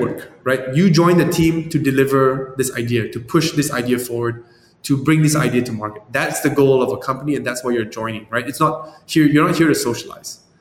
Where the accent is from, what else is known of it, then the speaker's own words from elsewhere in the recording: Malaysia; moved away; also born or lived in San Francisco; I'm from Malaysia, but I was in San Francisco